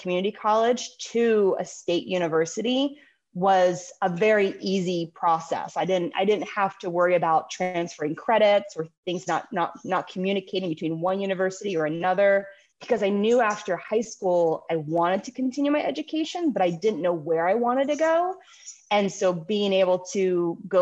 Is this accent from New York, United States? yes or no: no; Anne Arundel County, Maryland, United States; I grew up in Anne Arundel County